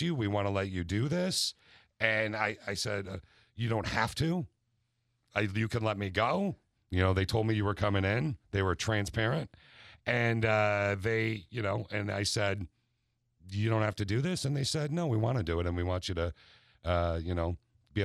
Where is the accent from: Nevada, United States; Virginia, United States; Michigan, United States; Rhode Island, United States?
Michigan, United States; Lansing; I grew up in the Lansing area